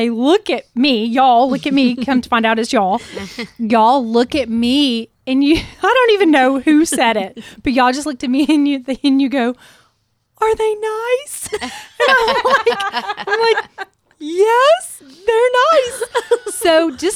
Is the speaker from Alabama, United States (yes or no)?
yes; Alabama, United States; I'm from Alabama